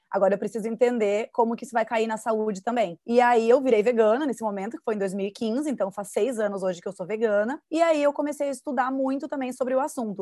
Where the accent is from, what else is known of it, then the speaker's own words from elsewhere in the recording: Rio Grande do Sul, Brazil; now in Florianópolis, Brazil; eu sou gaúcha então, eu, eu sou né, original, natural do estado que mais consome carne